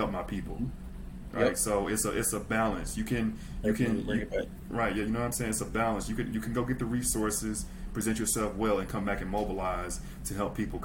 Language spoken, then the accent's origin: English; Mississippi, United States; Super South. Super South. I'm from Mississippi